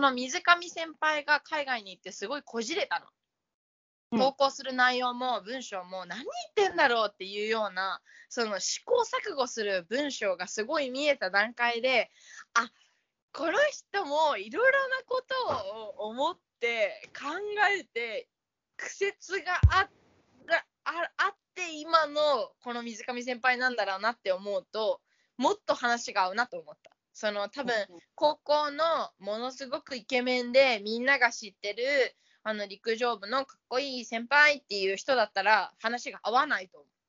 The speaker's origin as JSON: {"language": "Japanese", "town": "Sapporo", "region": "Hokkaido", "country": "Japan", "tie": "born or raised there", "moved": "yes", "said": "私が札幌にいた時に高校3年生の時に"}